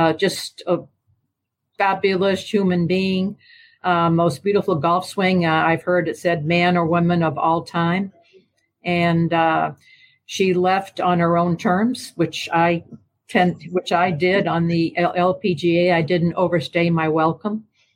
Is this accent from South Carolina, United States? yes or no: no; Portsmouth, New Hampshire, United States; I was home in Portsmouth, New Hampshire, my hometown